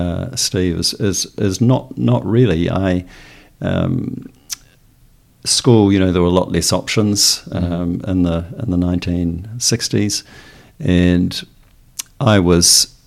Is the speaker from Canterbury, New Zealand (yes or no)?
no; Auckland, New Zealand; also born or lived in Wellington / Palmerston North; So I was born in Wellington and moved to Palmerston North at the age of 2, and then Auckland when I was 5.